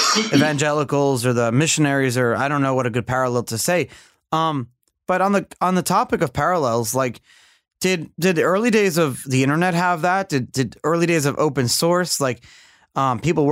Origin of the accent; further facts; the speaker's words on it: New York City, New York, United States; I'm this kid from Brooklyn who's just running a business